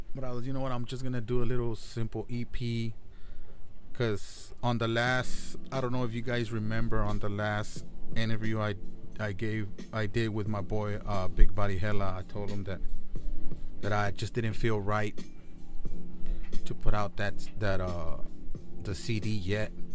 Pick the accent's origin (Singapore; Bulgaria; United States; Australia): United States; Laredo, Texas; moved away; I took a trip to my hometown this past weekend. I went to Laredo, Texas, 956.